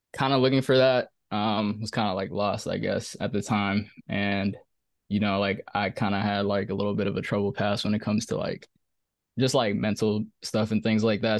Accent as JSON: {"language": "English", "town": "Silver Spring", "region": "Maryland", "country": "United States", "said": "I'm from Maryland, bro. I'm from Silver Spring, Maryland."}